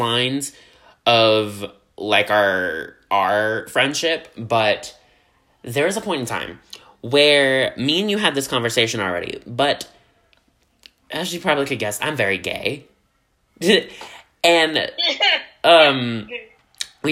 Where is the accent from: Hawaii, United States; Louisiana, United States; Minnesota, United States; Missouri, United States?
Louisiana, United States; I'm from down in the bayou from Louisiana